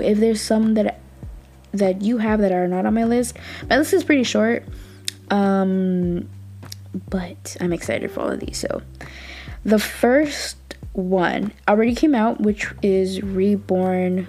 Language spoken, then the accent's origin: English; California, United States; I'm from California